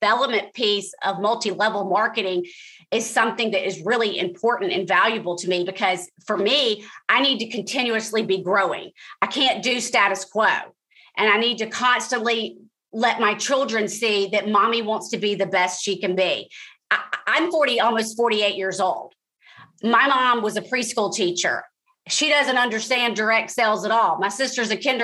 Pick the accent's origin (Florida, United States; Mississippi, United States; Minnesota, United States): Mississippi, United States; Jackson; moved away as an adult; also born or lived in Washington, D.C. / New York / Los Angeles / Atlanta; now in Wilmington, United States; I went to Mississippi, my hometown of Jackson